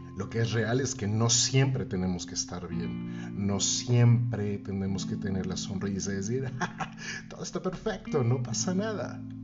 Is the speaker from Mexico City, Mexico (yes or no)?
yes; Mexico City, Mexico; Cuando regreso a mi ciudad natal, regreso a la Ciudad de México